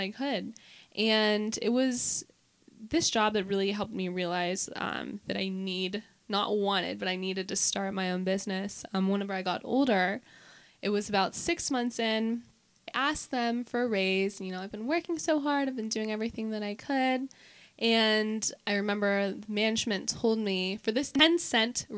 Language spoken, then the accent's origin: English; McCandless, Pennsylvania, United States; also born or lived in Pittsburgh (East Liberty); I was born in Pittsburgh, and I was in East Liberty until I was about like 5 years old, and then we moved to McCandless